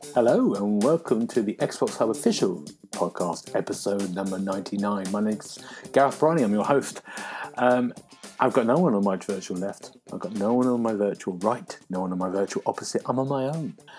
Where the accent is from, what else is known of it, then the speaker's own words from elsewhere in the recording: London, United Kingdom; I'm a Londoner